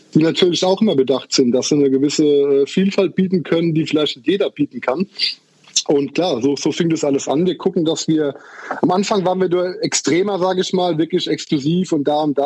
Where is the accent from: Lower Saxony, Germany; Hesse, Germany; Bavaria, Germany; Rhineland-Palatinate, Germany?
Rhineland-Palatinate, Germany; Haßloch; Also ich bin aus der Pfalz tatsächlich. Ich komme aus dem äh, deutschen Durchschnittsdorf Hasloch.